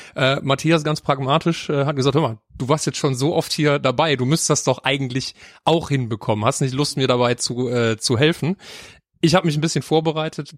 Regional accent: Mönchengladbach, North Rhine-Westphalia, Germany; moved away as an adult; now in Cologne, Germany; Ich bin auch nicht in Köln geboren. Ich komme gebürtig aus Mönchengladbach.

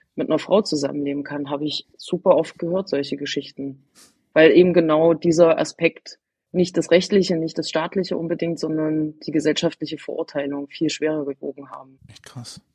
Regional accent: Eichsfeld, Thuringia, Germany; moved away as an adult; diese katholische Gegend, wo ich aufgewachsen bin, das Eichsfeld ist ein relativ großer Landkreis

